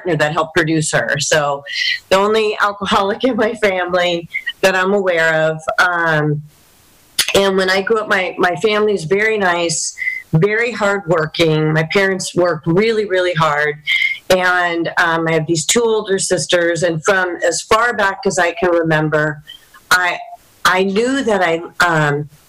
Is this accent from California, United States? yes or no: yes; Los Alamitos, California, United States; So I'm from the area here. I grew up in Los Alamitos in North Orange County.